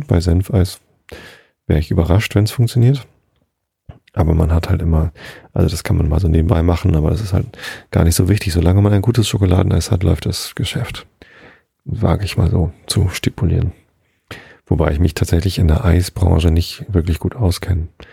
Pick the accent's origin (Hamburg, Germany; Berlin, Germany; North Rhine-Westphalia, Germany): Hamburg, Germany; Bei uns in Hamburg